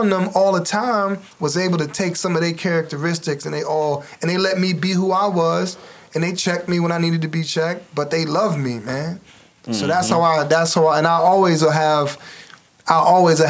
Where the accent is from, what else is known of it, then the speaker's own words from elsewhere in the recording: Cleveland, Ohio, United States; I'm from Huff, Wade Park, Superior